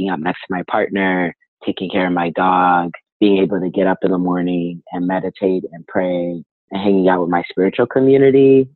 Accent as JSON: {"language": "English", "town": "Inglewood", "region": "California", "country": "United States", "also_born_or_lived": "Arizona", "moved": "yes", "lives_now": "Berkeley, United States", "said": "I am originally from Inglewood, California. Lived in Arizona for 11 years, and now I'm currently in Berkeley, California"}